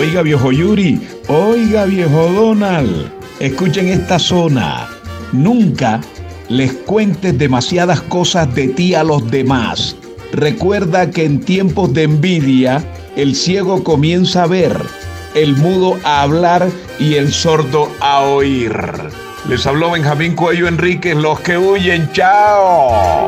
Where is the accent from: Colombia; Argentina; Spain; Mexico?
Colombia; Aracataca, Magdalena; also born or lived in Sevilla, Magdalena; Yo nací en Sevilla, departamento del Magdalena. Me crié en Aracataca.